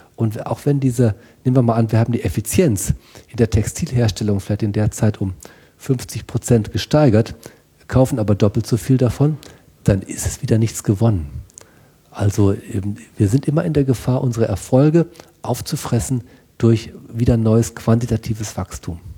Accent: North Rhine-Westphalia, Germany; also born or lived in Münster; Ich bin auf dem Bauernhof aufgewachsen, ähm, Familienbauernhof ähm, Westfalen

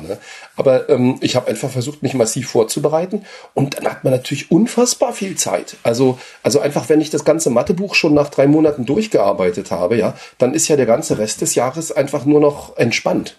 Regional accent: Berlin, Germany; moved away as an adult; also born or lived in France; ich komme ja aus Ostberlin

